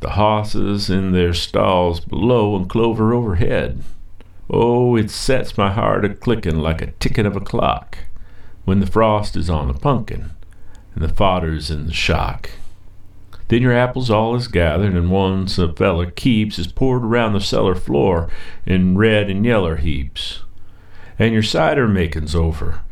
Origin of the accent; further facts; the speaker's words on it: Brown County, Indiana, United States; I grew up in Brown County, just down past Stonehead and up Christiansburg Road, Little Peace